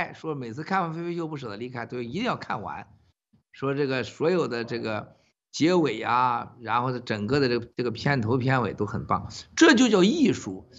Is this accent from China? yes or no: yes; Shenxian, Hebei, China; 我们家是古城啊，你查查地图，小铁从深县古城到河南运城，你看有多远？我们老家跟他家多远？